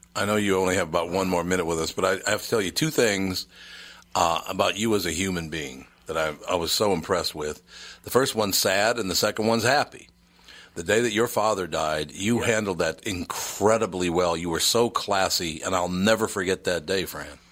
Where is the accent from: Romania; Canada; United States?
United States; Minnesota; now as a Minnesotan